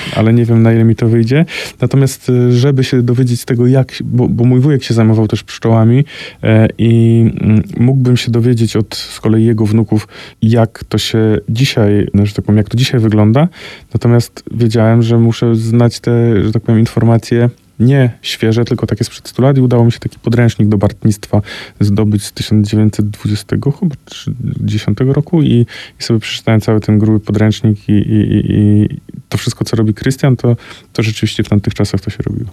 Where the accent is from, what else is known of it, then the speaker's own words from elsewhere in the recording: Koło, Greater Poland, Poland; moim rodzinnym miasteczku